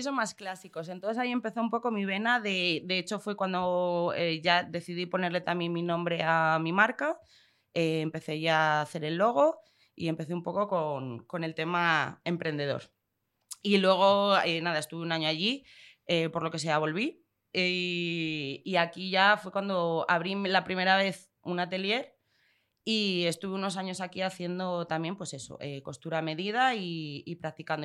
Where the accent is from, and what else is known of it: León, Castile and León, Spain; moved away as an adult; also born or lived in Madrid / London